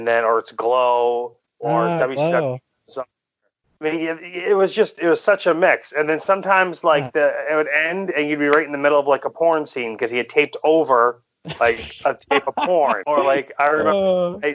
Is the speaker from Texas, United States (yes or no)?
no; Maine, United States; I'm from Maine